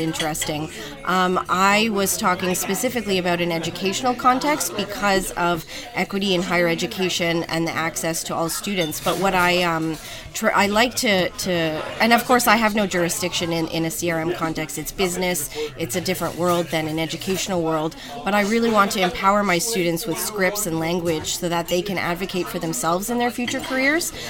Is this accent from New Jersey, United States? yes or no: yes; New Jersey, United States; moved away as an adult; now in Toronto, Canada; where I grew up in New Jersey, going to the shore